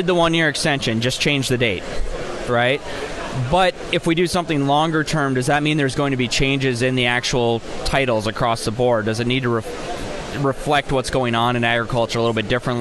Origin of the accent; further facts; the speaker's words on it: Minnesota, United States; I'm a Minnesotan